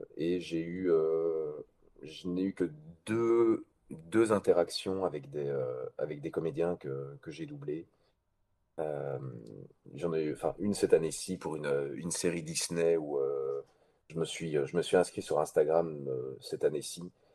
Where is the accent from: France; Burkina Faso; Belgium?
Belgium; chez nous en Belgique